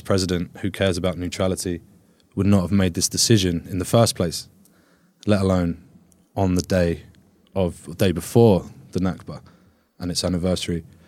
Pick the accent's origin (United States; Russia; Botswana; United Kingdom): United Kingdom; Where are you from? And I said to him, Britain.